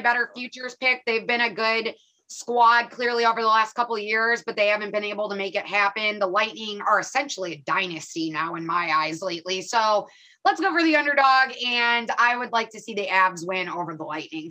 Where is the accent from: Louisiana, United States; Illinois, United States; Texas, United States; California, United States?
Illinois, United States; I'm from Illinois